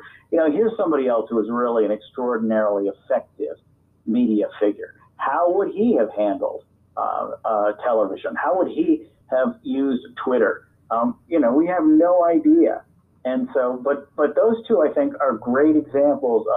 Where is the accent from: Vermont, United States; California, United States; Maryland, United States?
Vermont, United States; moved away as an adult; also born or lived in Kansas City, Missouri / Washington; now in Fredericksburg, United States; I grew up in Vermont